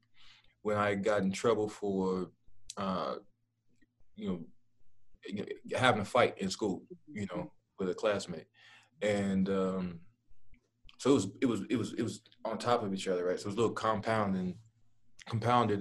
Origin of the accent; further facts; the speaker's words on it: Dallas, Texas, United States; I'm from Dallas.